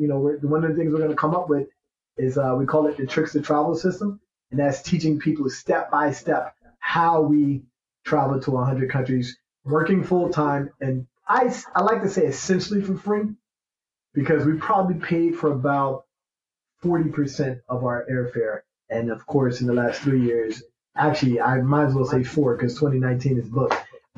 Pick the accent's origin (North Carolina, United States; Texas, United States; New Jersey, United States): New Jersey, United States; And then I'm from Jersey. My wife's from New York.